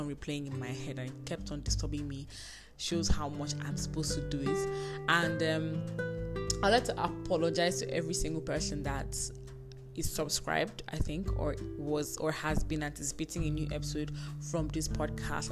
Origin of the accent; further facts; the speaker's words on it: Nigeria; I'm a Nigerian undergraduate, a YouTuber